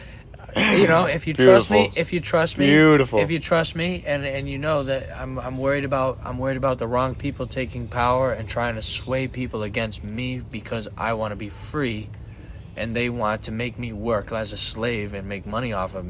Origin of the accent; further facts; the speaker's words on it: United States; I'm a fucking human being that lives in America. I'm an American.